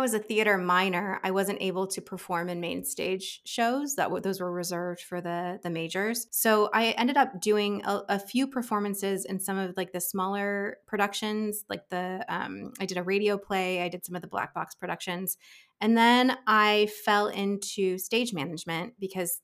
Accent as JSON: {"language": "English", "region": "Central Ohio", "country": "United States", "tie": "born or raised there", "moved": "yes", "said": "I'm from Ohio, Central Ohio. I grew up doing like community theater as like an actor"}